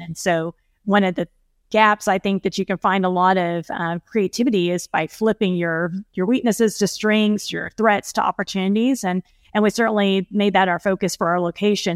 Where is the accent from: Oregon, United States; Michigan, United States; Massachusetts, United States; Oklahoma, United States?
Oklahoma, United States; fellow Oklahoman